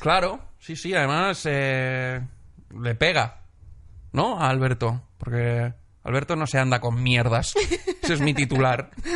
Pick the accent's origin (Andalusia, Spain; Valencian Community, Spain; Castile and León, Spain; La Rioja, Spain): Valencian Community, Spain; Benidorm; moved away; en mi pueblo hay un festival de cine.